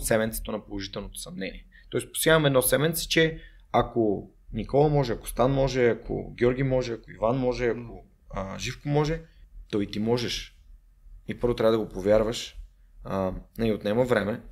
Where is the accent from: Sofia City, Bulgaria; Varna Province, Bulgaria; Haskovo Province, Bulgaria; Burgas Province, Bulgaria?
Sofia City, Bulgaria; Sofia; also born or lived in Germany; Аз съм отраснал в, в, в Редута, там най-много сме играли в, в Макахан и в 23-то и в Надежда